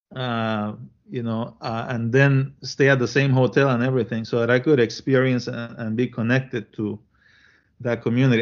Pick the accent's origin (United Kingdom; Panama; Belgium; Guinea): Panama; also born or lived in Chile / Williamsburg, Iowa; now in United States; I was born in Chile and I grew up in Panama.